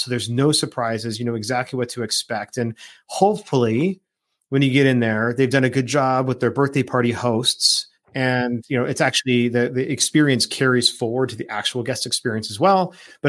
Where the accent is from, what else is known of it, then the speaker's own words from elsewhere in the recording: Phoenix, Arizona, United States; that's what I grew up remembering here in the Phoenix Valley.